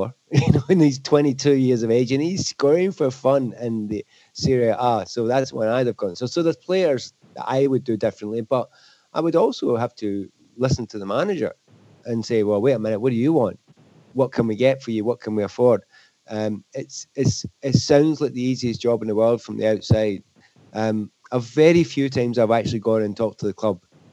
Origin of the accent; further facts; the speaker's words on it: Scotland, United Kingdom; being Scottish